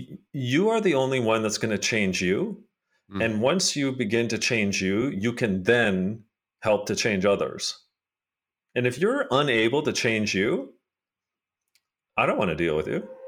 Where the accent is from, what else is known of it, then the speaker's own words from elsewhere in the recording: Hamilton, Ontario, Canada; I mean, I grew up in Hamilton, Ontario